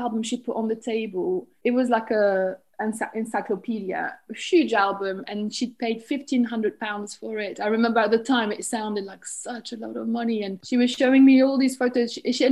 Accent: France; English is a second language; moved away as an adult; also born or lived in Berlin / London; now in St Albans, United Kingdom; I live in St. Albans in Hertfordshire, and I grew up in France. I'm originally from France, and I still see myself as French

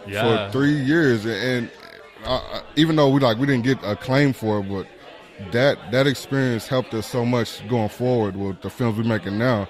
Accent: Spencer, Oklahoma, United States; I'm from Spencer and I grew up around them.

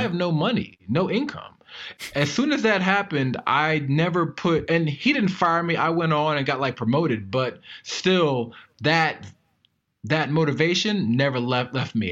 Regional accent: Maryland, United States; I am from Maryland

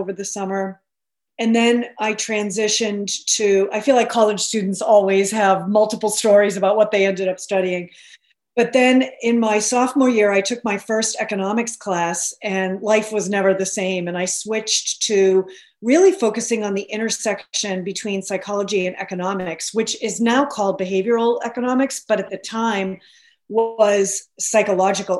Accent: Billerica, Massachusetts, United States; I grew up outside of Boston in a town called Billerica

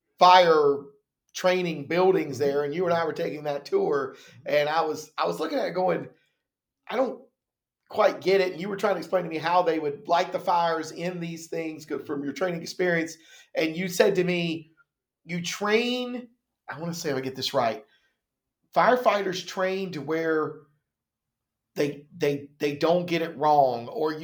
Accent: Laurinburg, North Carolina, United States; growing up in Laurinburg, I remember the Hamlet fire.

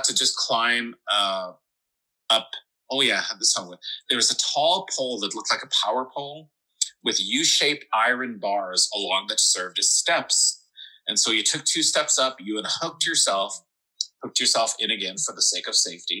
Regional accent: Regina, Saskatchewan, Canada; I grew up in Regina, Saskatchewan. The biggest building here is like 18 floors or something.

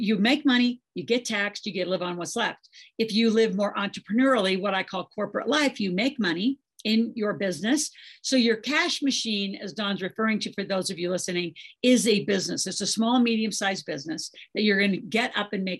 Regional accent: Nebraska, United States; I grew up in Nebraska on a farm

